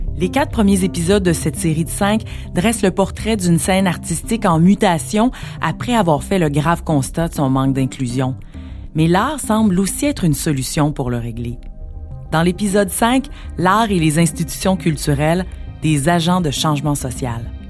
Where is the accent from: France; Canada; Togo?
Canada; Montreal, Quebec; je suis née à Montréal